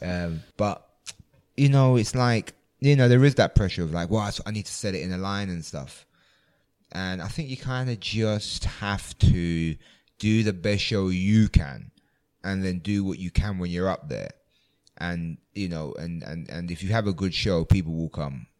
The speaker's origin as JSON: {"language": "English", "region": "London", "country": "United Kingdom", "tie": "born or raised there", "said": "I grew up in London"}